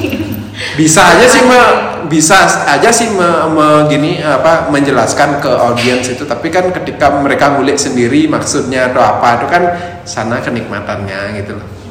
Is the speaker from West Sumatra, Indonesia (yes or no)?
no; Bali, Indonesia; also born or lived in Yogyakarta; background saya orang Bali